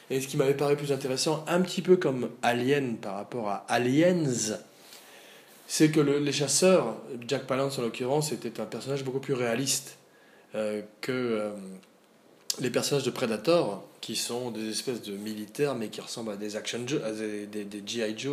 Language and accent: French; Auvergne-Rhône-Alpes, France; un badass, comme on dit chez nous, en Auvergne.